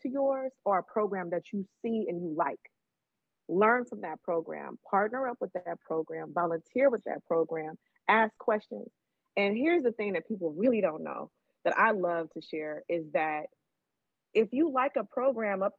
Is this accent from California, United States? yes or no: yes; Oakland, California, United States; growing up in East Oakland